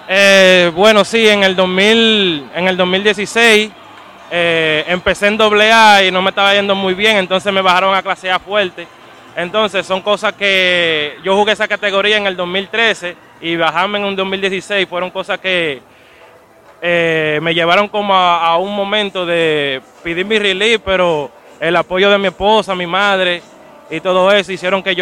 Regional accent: Dominican Republic; A mí, como todos latinos dominicanos y personas que viven en los Estados Unidos y Nueva York, todo el mundo son fanáticos de los Yankees

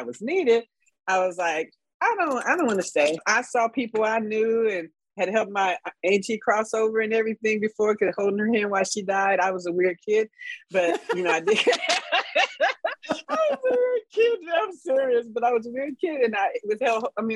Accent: Los Angeles, California, United States; I grew up in South Central Los Angeles

